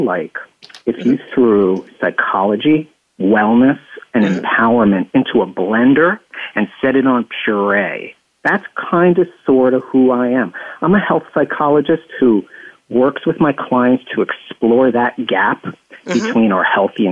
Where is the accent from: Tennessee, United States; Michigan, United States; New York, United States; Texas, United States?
New York, United States; upstate; also born or lived in Staten Island, New York; I actually grew up in upstate New York, a relatively rural area